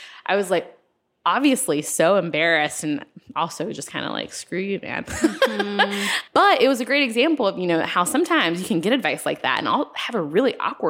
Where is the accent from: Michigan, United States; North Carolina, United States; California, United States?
North Carolina, United States; And I was like, well, I'm from North Carolina.